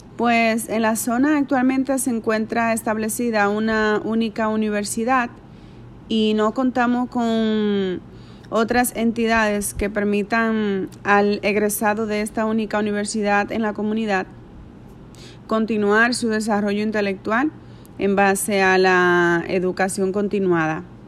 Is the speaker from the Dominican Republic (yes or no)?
yes; Santiago de los Caballeros, Santiago, Dominican Republic; moved away as an adult; now in Dajabón, Dominican Republic; aunque soy de Santiago de los Caballeros, estoy radicada en Dajabón hace unos siete años aproximadamente o más.